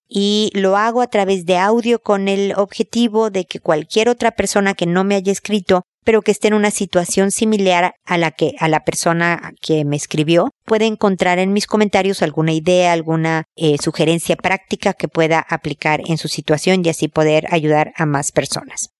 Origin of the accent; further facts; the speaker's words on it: Mexico; moved away as an adult; also born or lived in United States; now in Chile; mi sueño es volver a México y envejecer allá porque es mi tierra